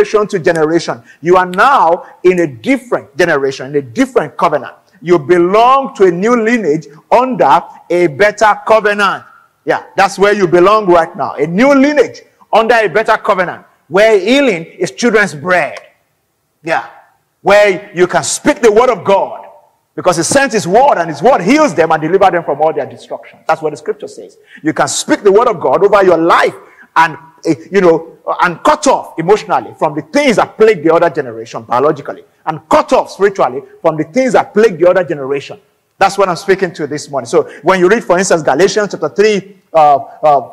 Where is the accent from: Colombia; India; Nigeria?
Nigeria; I'm an African, I'm Nigerian